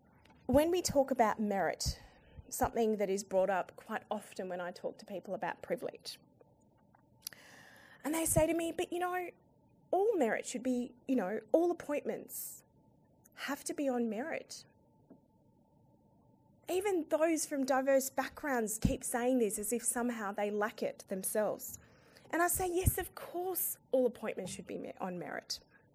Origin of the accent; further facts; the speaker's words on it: Afghanistan; now in Australia; Now, as an Australian woman who's originally from Afghanistan and a Muslim, I get the triple whammy.